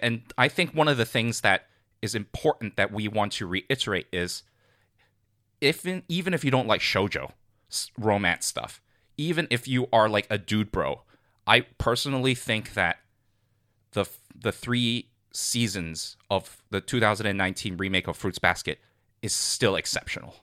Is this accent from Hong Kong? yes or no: yes; Hong Kong; moved away; I grew up in Hong Kong